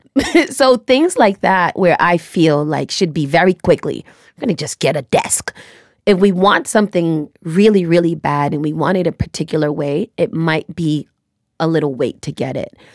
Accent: United States; I was born and raised here in America

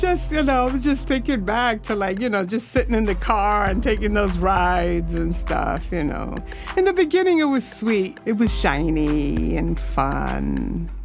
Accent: New York City, New York, United States; I'm a Lower Sider girl, native New Yorker

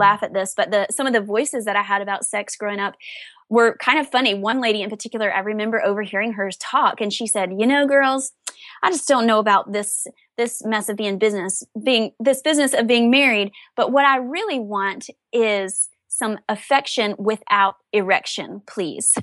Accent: the South, United States; I was raised in the South

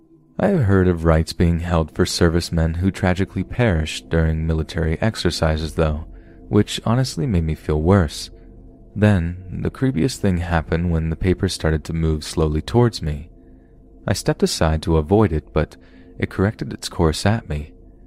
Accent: Singapore; I'm from Singapore, where healthy males are required to serve at least 2 years in the military.

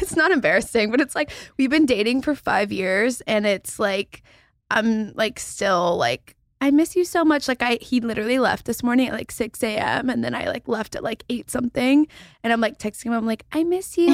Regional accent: Texas, United States; I'm from Texas

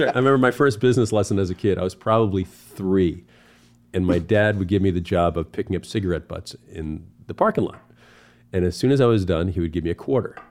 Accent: Cape Cod, Massachusetts, United States; now in California, United States; growing up in Cape Cod

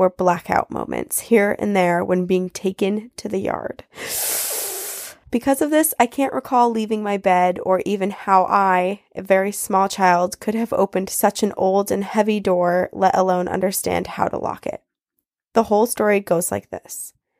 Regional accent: Washington, United States; growing up in Washington and finding creatures like Bigfoot so fascinating

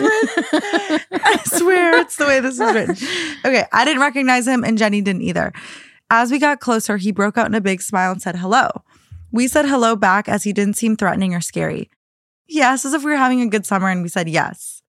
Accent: Minnesota, United States; moved away as an adult; now in Los Angeles, United States; one of the houses that I grew up in in Minnesota

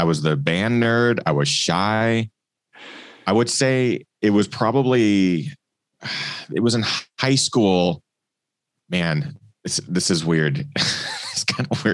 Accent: Pacific Northwest, Washington, United States; also born or lived in Portland, Oregon; growing up in the Northwest

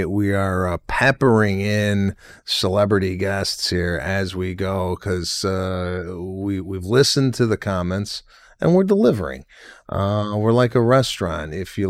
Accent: Arlington Heights, Illinois, United States; It is a town over where I grew up in Arlington Heights.

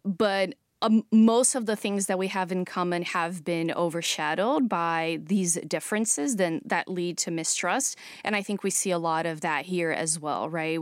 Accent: São Paulo, Brazil; moved away; growing up in Brazil in the nineties

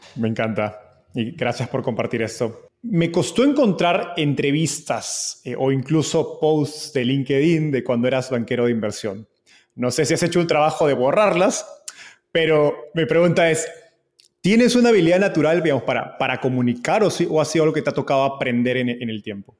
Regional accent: Peru; se llama Acrópolis en Lima, yo soy de Perú

